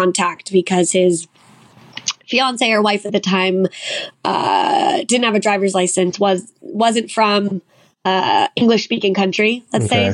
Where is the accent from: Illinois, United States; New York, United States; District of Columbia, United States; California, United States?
California, United States; Long Beach; I grew up in Long Beach, California. So I'm kind of an LA Orange County girl.